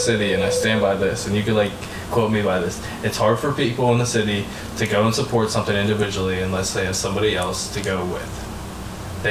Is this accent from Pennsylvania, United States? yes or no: yes; Pittsburgh, Pennsylvania, United States; growing up in Pittsburgh my whole life